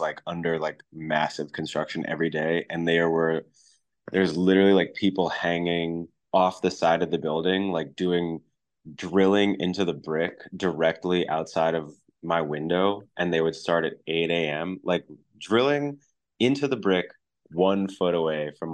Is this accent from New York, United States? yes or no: yes; New York City, New York, United States; I grew up in Brooklyn, so I've always been in the city